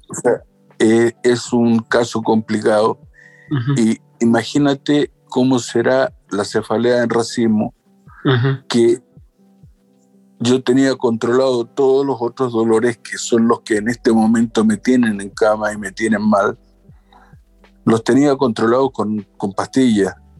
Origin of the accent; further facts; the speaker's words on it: Chile; yo tengo 55 años, soy de Chile